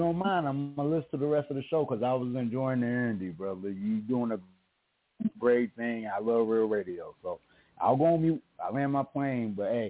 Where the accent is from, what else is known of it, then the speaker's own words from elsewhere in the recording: St. Louis, Missouri, United States; also born or lived in 30 US states; Man, I'm from St. Louis, Missouri, and I lived in 30 out of 50 states. I've been all over this country 10 times over.